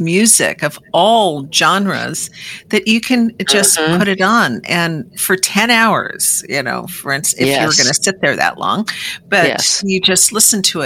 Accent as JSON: {"language": "English", "town": "Seattle", "region": "Washington", "country": "United States", "said": "I'm from the Seattle area."}